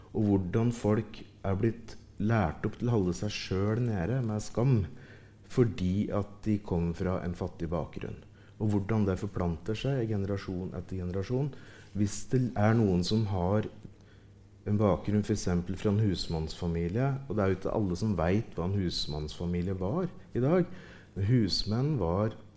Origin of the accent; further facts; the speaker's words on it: Ringsaker, Innlandet, Norway; I Ringsaker kommune, der jeg vokste opp